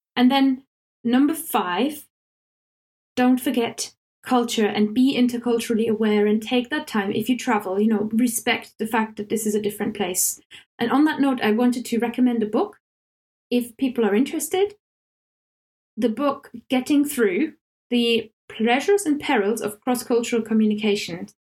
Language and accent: English; Germany; English is a second language; now in England; I'm German, I live in England, I'm learning Welsh